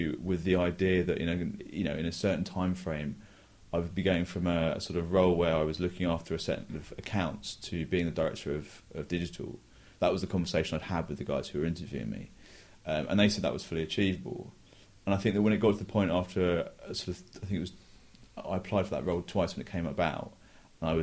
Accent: England, United Kingdom; also born or lived in New York; I'm from England

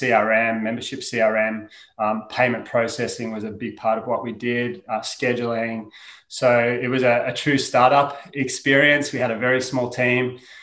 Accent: Melbourne, Victoria, Australia; So I'm an Aussie. I grew up in Melbourne, Australia.

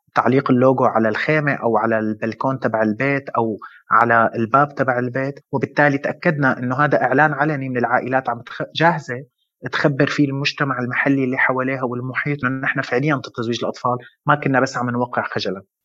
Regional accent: Syria; now in Lebanon; أنا من سوريا ومقيم بلبنان من 8 سنين

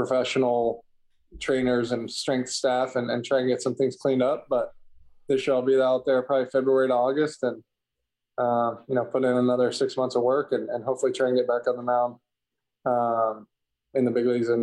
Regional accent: Kentucky, United States; growing up in Kentucky

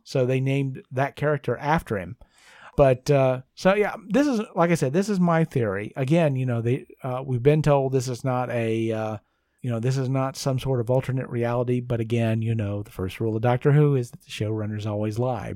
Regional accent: United States; I'm an American

